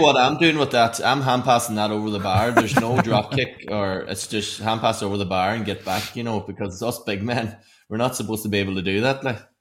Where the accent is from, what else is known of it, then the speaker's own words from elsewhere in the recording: Donegal, Ulster, Ireland; I'm from Donegal